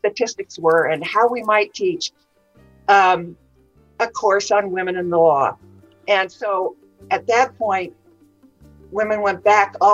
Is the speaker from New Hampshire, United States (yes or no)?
no; California, United States; I was born in California and grew up in the mountains.